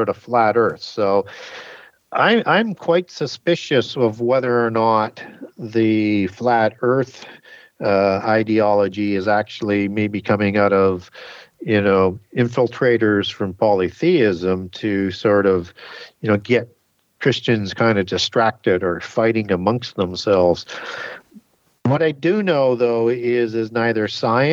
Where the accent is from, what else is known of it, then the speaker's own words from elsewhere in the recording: Canada; I'm from Canada.